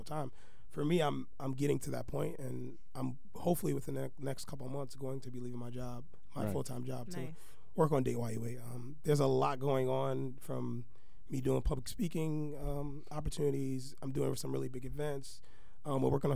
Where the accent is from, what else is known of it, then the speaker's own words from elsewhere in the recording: New York City, New York, United States; now in Staten Island, United States; I am from Brooklyn.